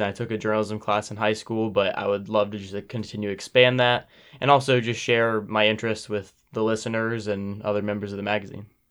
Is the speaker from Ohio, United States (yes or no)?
yes; Powell, Ohio, United States; I'm from a town, uh, thirty minutes north here, eh, called Powell